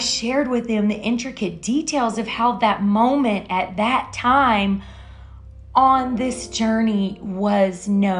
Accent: Louisiana, United States; moved away; I'm from Louisiana

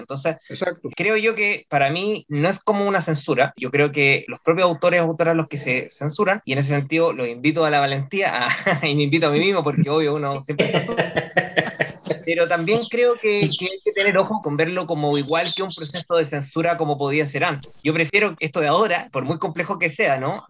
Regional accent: Chile; nosotros, bueno, los chilenos

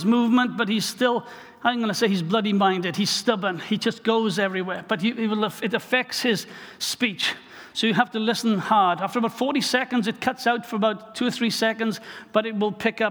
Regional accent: Wales, United Kingdom; I'm just a Welsh guy

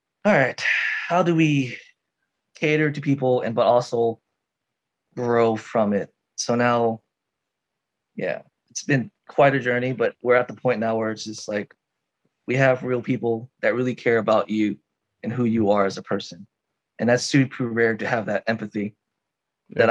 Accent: Houston, Texas, United States; moved away as an adult; now in Japan; I'm from Texas, if you guys don't know, H-Town.

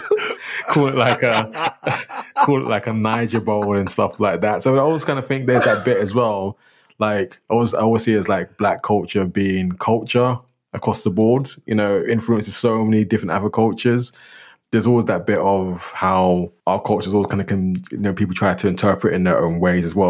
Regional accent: London, United Kingdom; also born or lived in northeast of Scotland; now in Scotland; growing up in London

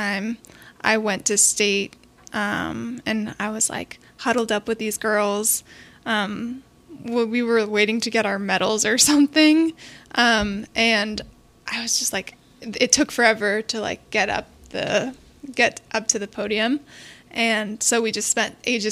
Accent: Bellevue, Washington, United States; also born or lived in Gainesville, Florida; I grew up in Bellevue, Washington

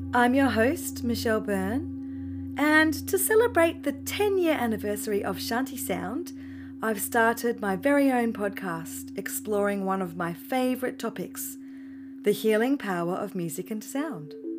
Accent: Mount Gambier, South Australia, Australia; in the beautiful town of Mount Gambier in South Australia

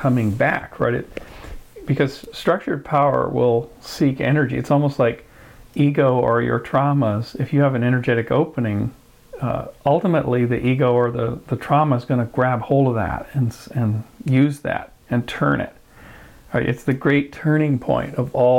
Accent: Kamloops, British Columbia, Canada; also born or lived in Victoria, British Columbia; now in Bay Area, United States; Kamloops. I was raised mostly there

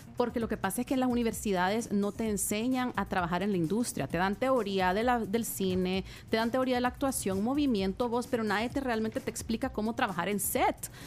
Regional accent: El Salvador; yo soy del Salvador

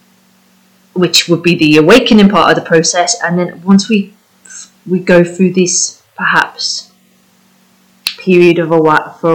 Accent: United Kingdom; first language English; moved away as an adult; also born or lived in Spain; I'm British and I was living in Spain

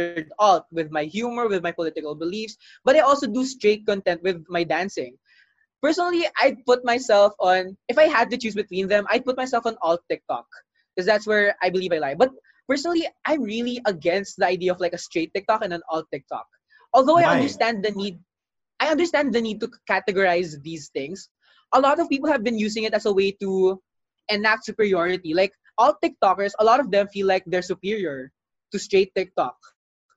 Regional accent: Philippines; we were able to come together as Filipino people

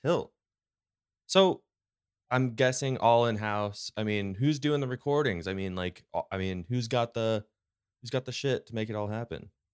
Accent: California, United States; now in Post Falls, United States; the California kid in me

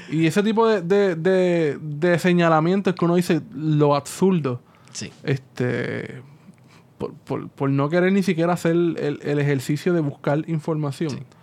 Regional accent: Puerto Rico; nosotros los puertorriqueños

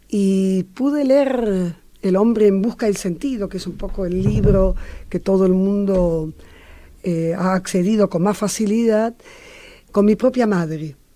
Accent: Latvia; moved away; mi familia fue perseguida por el comunismo. Ah. Y de allí, la, yo soy de Letonia, eh, y tuvimos que huir.

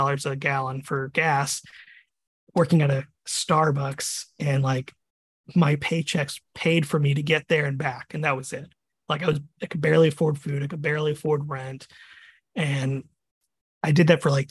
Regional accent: Virginia Beach, Virginia, United States; moved away as an adult; also born or lived in Texas; now in Florida, United States; I originally was born and raised in Virginia, Virginia Beach

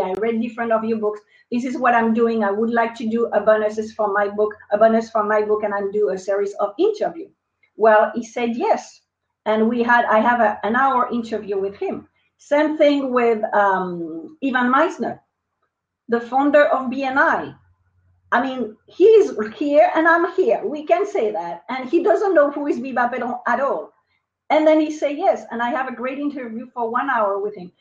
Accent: France; accent: French; English is a second language; moved away as an adult; now in United States; they will probably notice my accent. So I'm French. Uh, I moved to the United States in 2003

